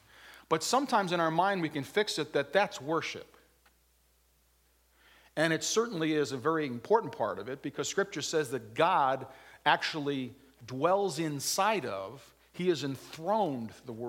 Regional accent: Waterbury, Connecticut, United States; I'm from Waterbury

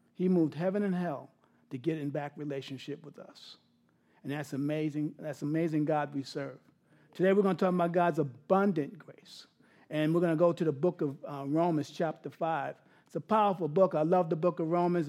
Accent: New York City, New York, United States; I grew up in New York City, big yard, Queens, South Ozone Park, right outside of, out of um, Kennedy Airport

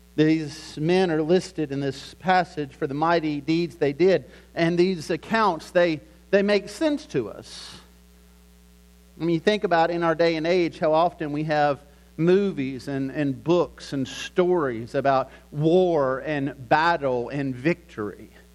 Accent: Lynchburg, Virginia, United States; I grew up in Lynchburg, Virginia

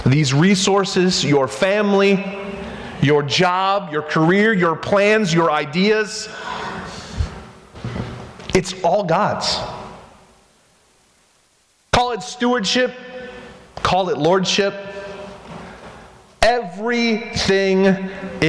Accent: United States; I'm American

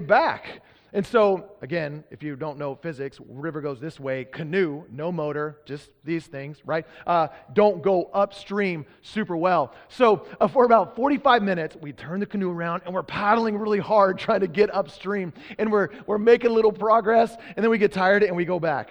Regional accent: Texas, United States; now in Pacific Northwest, United States; I'm from Texas.

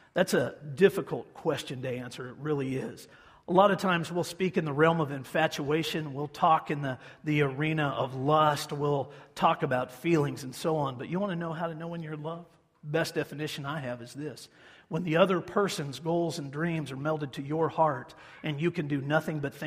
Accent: Hutchinson, Kansas, United States; my hometown of Hutchison

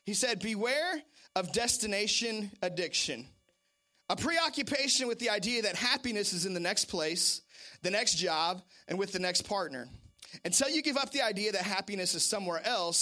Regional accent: Seattle, Washington, United States; moved away; I'm originally from Seattle, Washington

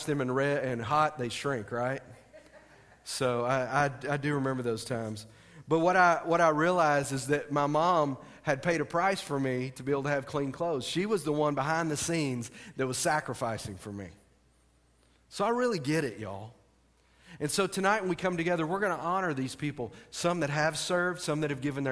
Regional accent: United States; as Americans tonight, as American Christians

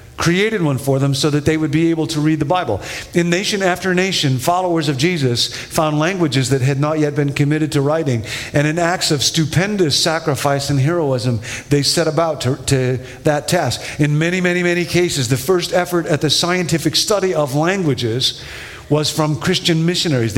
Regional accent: Rockford, Illinois, United States; When I was a kid, I grew up in Rockford, Illinois

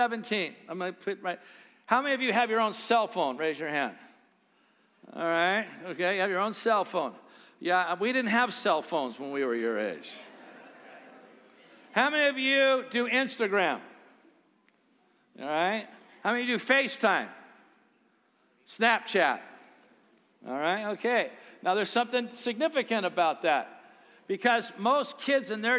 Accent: United States

